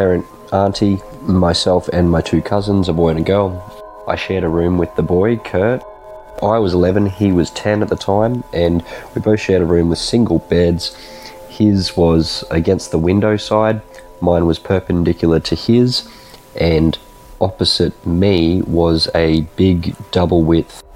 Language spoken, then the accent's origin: English; Brisbane, Queensland, Australia; I'm from Brisbane, Australia.